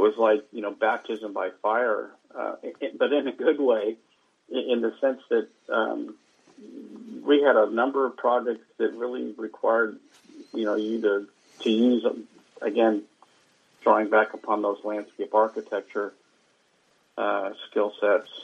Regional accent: Bay Area, California, United States; growing up in the Bay Area

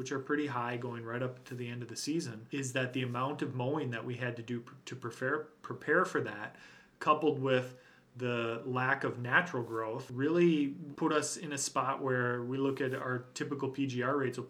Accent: Minnesota, United States; I mentioned my pride in being a Minnesotan and how I feel and how I feel pride at the shape of the state when I see that outline.

